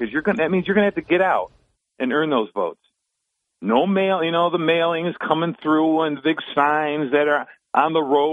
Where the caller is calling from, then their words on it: Binghamton, New York, United States; calling from Binghamton